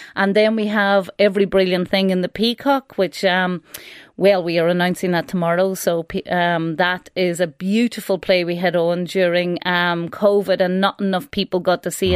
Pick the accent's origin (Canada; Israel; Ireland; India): Ireland; Donegal, Ulster; where I grew up in Donegal